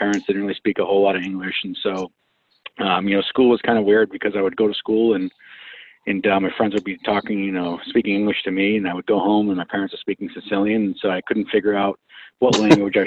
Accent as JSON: {"language": "English", "town": "Medford", "region": "Massachusetts", "country": "United States", "tie": "born or raised there", "said": "I'm born and raised in Boston, actually out of a suburb city, Medford, which is pretty much close to Boston"}